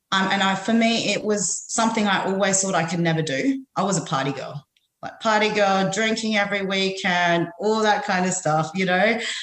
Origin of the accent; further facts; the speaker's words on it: Philippines; now in Australia; I'm Filipino.